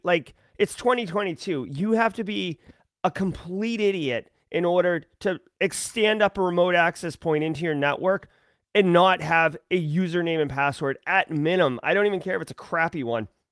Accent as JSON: {"language": "English", "country": "United States", "said": "I as an American"}